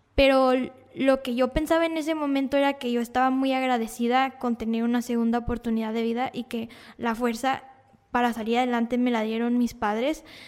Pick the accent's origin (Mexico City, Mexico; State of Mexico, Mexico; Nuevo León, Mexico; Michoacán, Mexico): Nuevo León, Mexico; Monterrey; Yo vivía en Cumbres, que es un sector donde hay muchas privadas, y entonces yo podía salir a jugar libremente con los niños, no había tanta, tanto problema de, de que pasara algún coche, entonces nos mudamos al centro de Monterrey